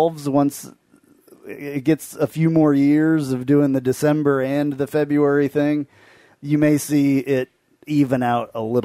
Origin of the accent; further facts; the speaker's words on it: Kansas, United States; I'm from Kansas